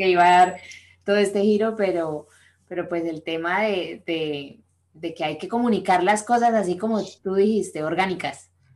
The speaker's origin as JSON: {"language": "Spanish", "country": "Colombia", "moved": "yes", "said": "somos colombianos y tenemos amigos allá"}